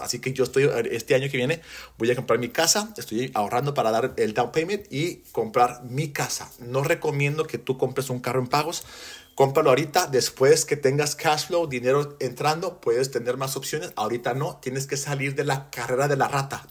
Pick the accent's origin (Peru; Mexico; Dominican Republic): Mexico; en México, donde yo soy, porque soy mexicano, soy gringo de cascarón, mexicano de corazón